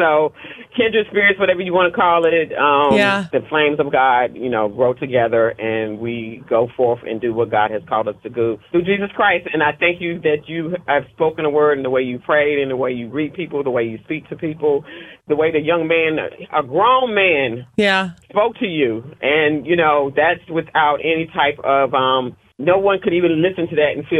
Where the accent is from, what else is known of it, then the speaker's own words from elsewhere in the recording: North Carolina, United States; now in Knoxville, United States; I'm out of Knoxville. Just a little about myself. I'm from North Carolina originally.